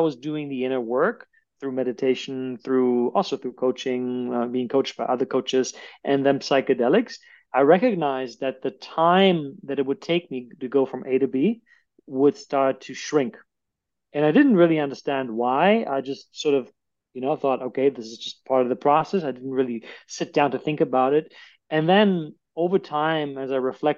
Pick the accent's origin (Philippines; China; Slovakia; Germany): Germany; moved away as an adult; also born or lived in United States; now in Cape Town, South Africa; I was born in Germany. I lived in Germany until 25, and then I permanently left the country and I immigrated to the United States and lived here for 4 years.